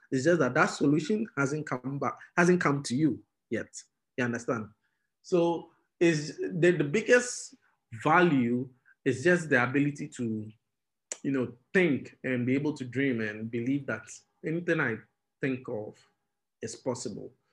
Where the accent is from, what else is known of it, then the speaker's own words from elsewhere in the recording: Tema, Greater Accra, Ghana; also born or lived in Keta; I was born at Tema General Hospital. I grew up in Tema